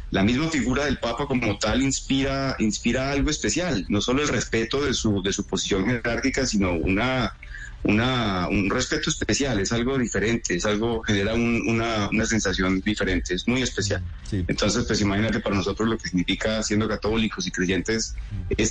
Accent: Colombia; now in Ontario, Canada; desde Colombia, somos colombianos.

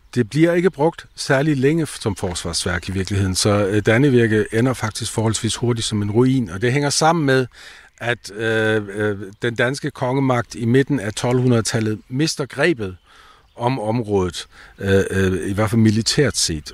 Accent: south of the Danish border, Schleswig-Holstein, Germany; I dag kan vi være danske her syd for grænsen med vores egen sprog og kultur

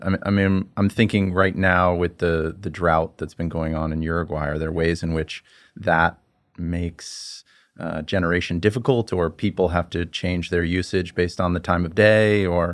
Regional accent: United States; as an American

